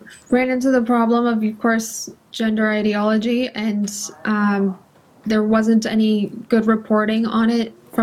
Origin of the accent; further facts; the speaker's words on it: California, United States; I'm from California.